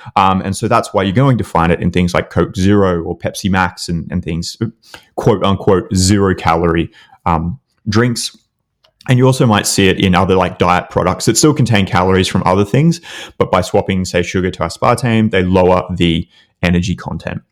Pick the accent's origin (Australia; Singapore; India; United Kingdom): Australia; accent: Australian; my stupid Australian accent